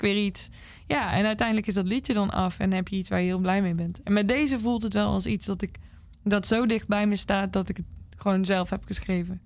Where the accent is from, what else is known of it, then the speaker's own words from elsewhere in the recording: Zaltbommel, Gelderland, Netherlands; also born or lived in Nashville; now in Utrecht, Netherlands; in de buurt van Zalbommel, waar ik dus vandaan kom